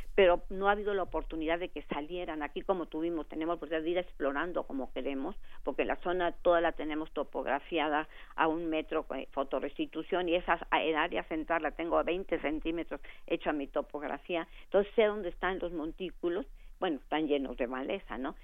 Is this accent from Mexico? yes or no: yes; Mexico; nuestra idiosincrasia como mexicanos